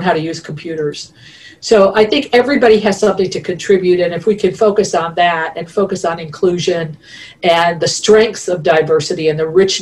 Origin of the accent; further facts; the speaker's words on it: Rhode Island, United States; moved away as an adult; now in Indiana, United States; Rhode Island, my home state, and it's a very small state. It's the smallest state in the United States, and everybody who comes from there, even if you leave there, and I haven't lived there since I was 19